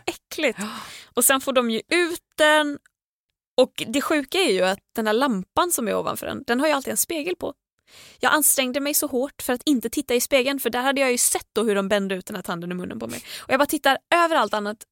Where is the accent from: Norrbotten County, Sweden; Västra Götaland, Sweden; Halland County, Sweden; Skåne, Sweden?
Västra Götaland, Sweden; Gothenburg; moved away; jag var ju hemma i Göteborg, i Tåhult, över West Pride